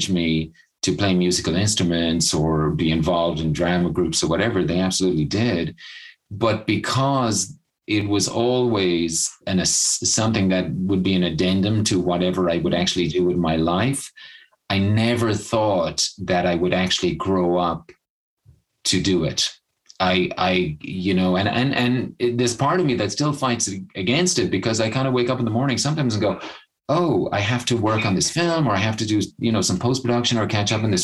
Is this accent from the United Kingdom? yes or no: no; Cork, Munster, Ireland; moved away as an adult; also born or lived in Leap, West Cork; now in United States; most of my childhood, I grew up in Cork City, and that's where my family still is